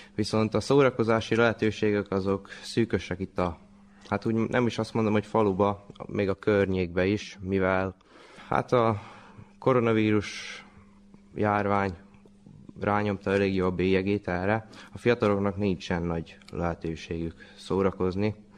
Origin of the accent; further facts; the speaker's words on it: Torda, Vojvodina, Serbia; Hát őslakos, hát itt születtem, gondolom, tordai lakos vagyok